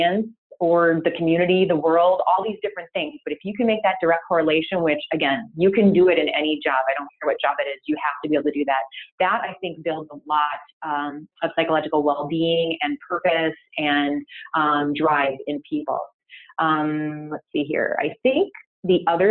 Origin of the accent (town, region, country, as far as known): United States